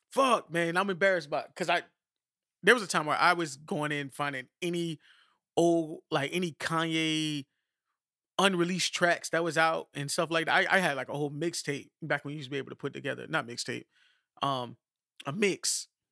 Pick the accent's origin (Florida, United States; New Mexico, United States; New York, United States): Florida, United States; Miami; I'm from Miami